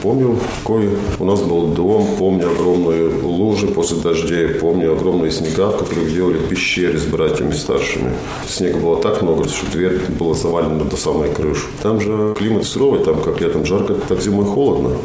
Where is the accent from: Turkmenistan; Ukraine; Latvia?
Latvia; Talsi, Talsi Municipality; also born or lived in Semipalatinsk, Kazakhstan; now in Riga, Latvia; Талсе вообще мой родной город. Я больше всего своего времени прожил в Талсе.